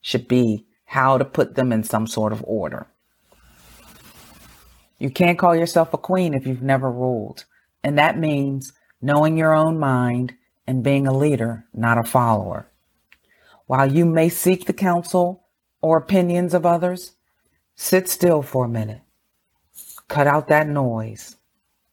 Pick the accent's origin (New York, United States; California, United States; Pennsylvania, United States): Pennsylvania, United States; Pittsburgh; I grew up in Pittsburgh, Pennsylvania